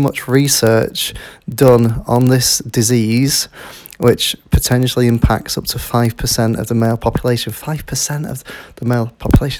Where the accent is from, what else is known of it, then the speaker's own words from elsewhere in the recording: Yorkshire and the Humber, United Kingdom; I'm from Yorkshire in the United Kingdom.